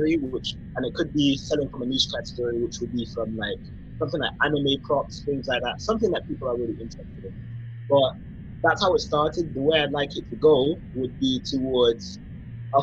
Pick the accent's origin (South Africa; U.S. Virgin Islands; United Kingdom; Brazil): United Kingdom; London; So I was born in England, London, and my mom is from Jamaica and my dad is from Nigeria. So I'm Afro-Caribbean, but I'm English.